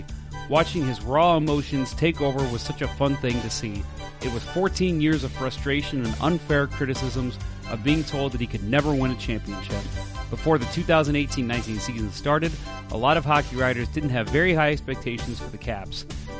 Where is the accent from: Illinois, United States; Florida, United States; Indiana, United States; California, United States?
California, United States; Los Angeles; Growing up in Los Angeles, it was all about the Dodgers and the Lakers for me.